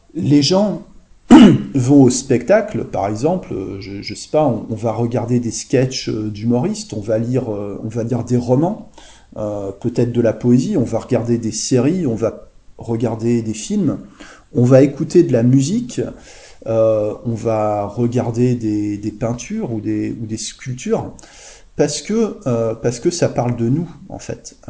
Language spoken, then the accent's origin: French; Le Havre, Normandy, France; ça me rappelle mon enfance en fait. Je, suis né, je suis né au Havre en Normandie